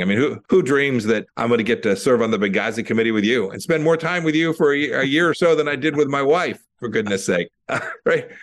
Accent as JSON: {"language": "English", "town": "Santa Ana", "region": "California", "country": "United States", "tie": "born or raised there", "said": "I grew up in Santa Ana, California, in Orange County"}